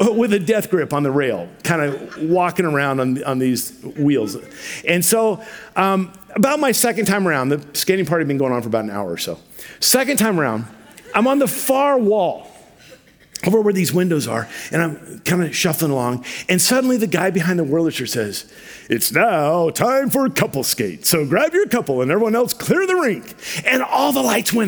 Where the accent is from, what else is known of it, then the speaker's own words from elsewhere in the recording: Vancouver, Washington, United States; also born or lived in Ruston, Louisiana; When I was a little kid, we moved from Ruston, Louisiana to Vancouver, Washington